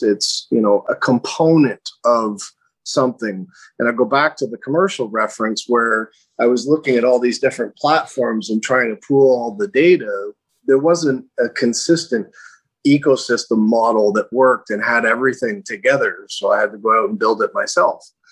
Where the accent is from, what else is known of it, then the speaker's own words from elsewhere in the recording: Toronto, Ontario, Canada; moved away as an adult; now in Calgary, Canada; I grew up in Ontario in the Toronto area.